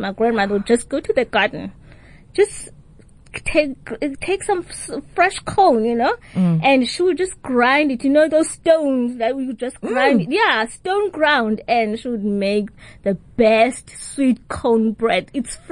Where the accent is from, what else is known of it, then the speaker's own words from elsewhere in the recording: Tsolo, Eastern Cape, South Africa; I grew up in the Eastern Cape in the rural areas in Tsolo